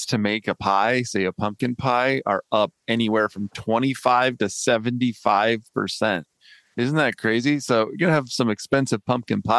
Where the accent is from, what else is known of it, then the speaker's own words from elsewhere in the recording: Midwest, United States; we grew up in the Midwest